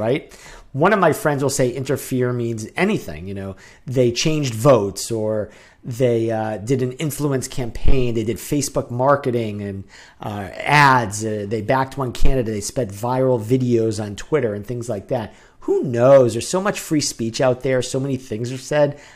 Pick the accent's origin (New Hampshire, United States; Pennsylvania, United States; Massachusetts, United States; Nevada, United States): New Hampshire, United States; I grew up in New Hampshire.